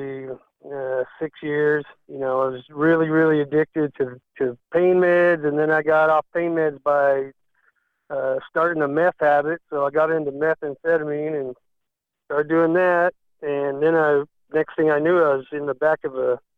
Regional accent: Pima, Arizona, United States; now in Nashville, United States; I grew up in Arizona, a small town called Pima, Arizona

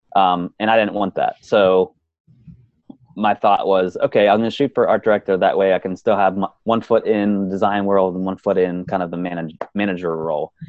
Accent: Pennsylvania, United States; I was born and raised in Pennsylvania.

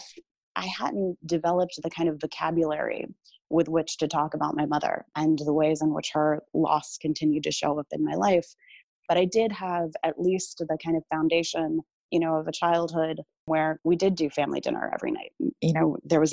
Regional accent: North Carolina, United States; moved away; I grew up in North Carolina, as did

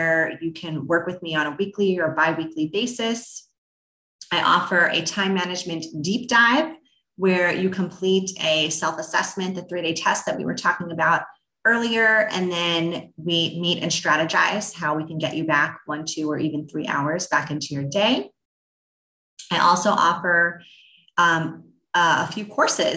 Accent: New York, United States; I'm a New Yorker

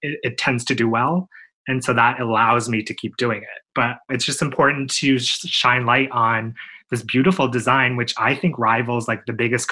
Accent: Nipissing First Nation, Ontario, Canada; I'm Ojibwe from Nipissing First Nation, which is not a small nation, a big enough nation in Canada

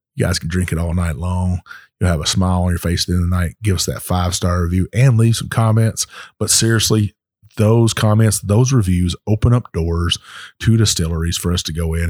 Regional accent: Texas, United States; my home state of Texas

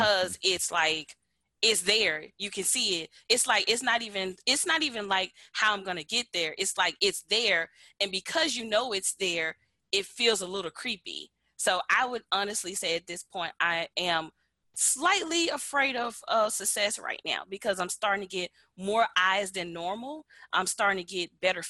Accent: Memphis, Tennessee, United States; moved away as an adult; now in Atlanta, United States; I'm from Memphis, Tennessee. I currently live in Atlanta, Georgia.

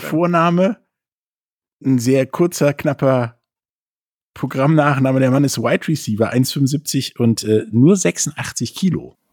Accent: Rhineland, Germany; mir als Rheinländer

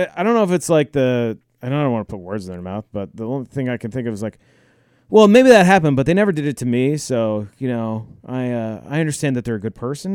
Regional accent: United States; I'm an American

